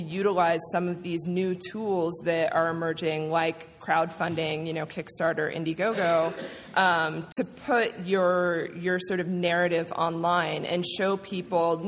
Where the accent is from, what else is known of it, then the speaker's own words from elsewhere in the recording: Georgia, United States; moved away as an adult; also born or lived in Atlanta, Georgia; now in New York, United States; I grew up in Georgia and I went to college in Atlanta. So coming from Atlanta to New York